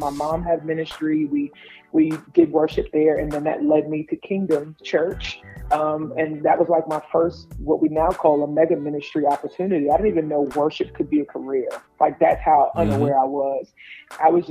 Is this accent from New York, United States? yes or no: yes; New York City, New York, United States; I'm originally from Brooklyn, New York.